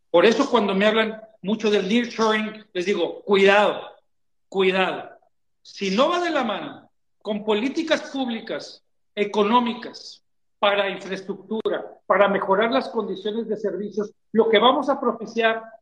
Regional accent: Mexico; Esto tiene que ser uno de los principales acuerdos que hagamos como sociedad mexicana.

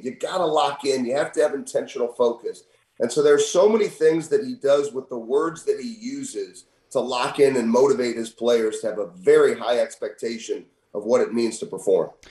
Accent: St. Louis, Missouri, United States; I'm from St. Louis.

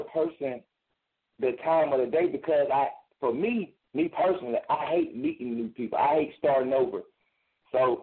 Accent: Chicago, Illinois, United States; moved away; also born or lived in Mobile, Alabama; I'm from Mobile, Alabama. Born and raised in Chicago, Illinois. But I was partially raised in Mobile, Alabama

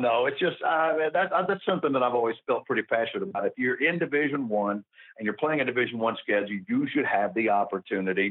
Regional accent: Memphis, Tennessee, United States; I'm from Memphis.

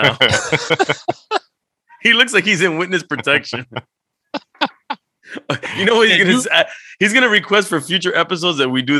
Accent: Miami, Florida, United States; I'm Cuban American. I'm from Miami, Florida. Kendall, to be exact.

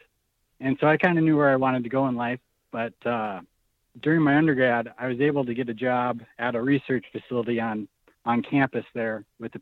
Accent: Minnesota, United States; moved away as an adult; also born or lived in South Dakota; now in Idaho, United States; I grew up hunting in Minnesota

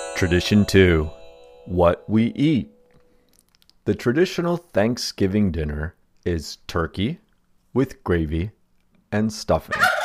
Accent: United States; Since we were children growing up in the United States

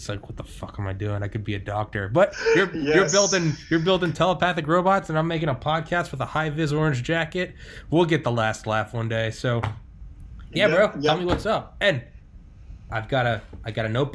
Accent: New England, United States; also born or lived in Maine; I talked fast because I'm from New England and people just talk faster in the North

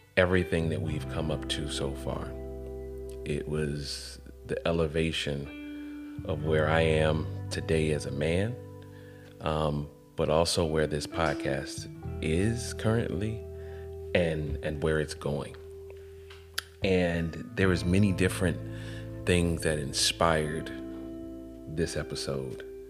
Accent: Atlanta, Georgia, United States; also born or lived in College Park, Georgia; I come from Atlanta where I didn't know anything other than seeing black all around me

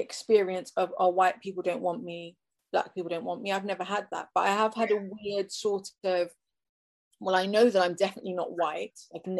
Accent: England, United Kingdom; I was born and raised in England.

